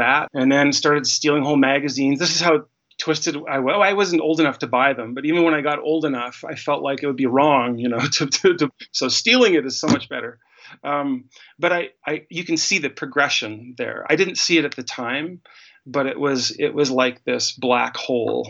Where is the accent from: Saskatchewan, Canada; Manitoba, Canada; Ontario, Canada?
Manitoba, Canada; Winnipeg; now in Calgary, Canada; I grew up in Winnipeg, Manitoba, in the middle of Canada